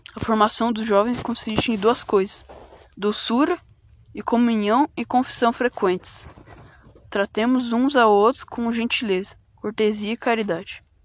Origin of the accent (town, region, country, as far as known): Brazil